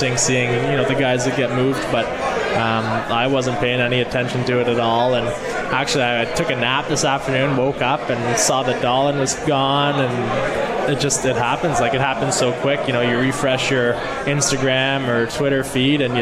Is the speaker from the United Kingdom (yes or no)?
no; Whitby, Ontario, Canada; moved away as an adult; also born or lived in Regina, Saskatchewan, Canada; now in Utica, United States; I was born there, but I grew up just outside of Toronto